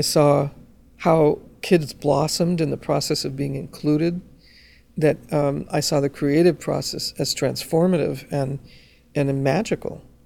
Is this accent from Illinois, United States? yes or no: no; Los Angeles, California, United States; as a Chicana growing up in Los Angeles